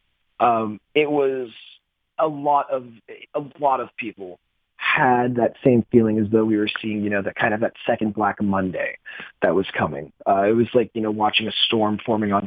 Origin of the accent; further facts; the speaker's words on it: Youngstown, Ohio, United States; moved away; working at my hometown paper